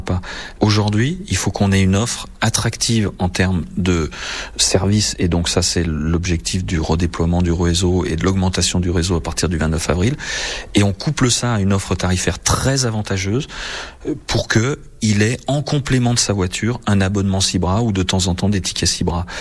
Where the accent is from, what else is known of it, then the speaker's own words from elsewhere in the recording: Pays de Savoie, Auvergne-Rhône-Alpes, France; chez nous en Pays de Savoie